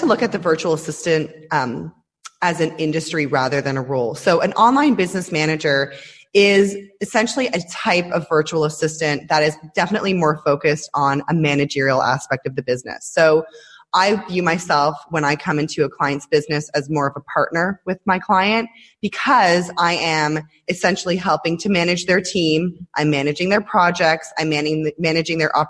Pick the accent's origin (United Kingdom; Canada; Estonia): Canada; Toronto, Ontario; moved away as an adult; now in Israel; I moved here about 10 years ago, but I'm Canadian. I'm from Toronto originally